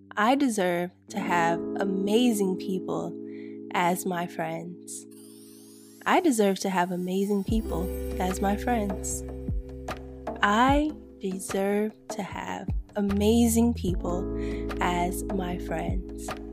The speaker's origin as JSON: {"language": "English", "region": "Florida", "country": "United States", "tie": "born or raised there", "said": "I grew up in Florida"}